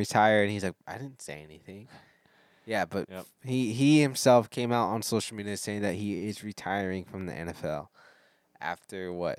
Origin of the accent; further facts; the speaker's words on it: Dallas, Texas, United States; I was born in Dallas.